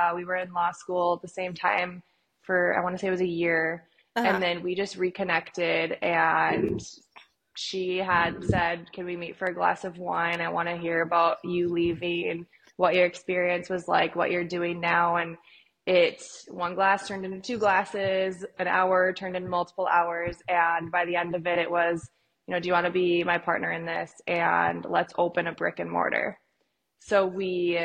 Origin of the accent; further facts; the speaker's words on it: Fargo, North Dakota, United States; moved away as an adult; now in Arizona, United States; I'm from Fargo